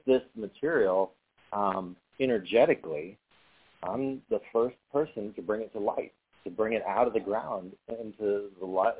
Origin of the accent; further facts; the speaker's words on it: Arkansas, United States; I'm from Arkansas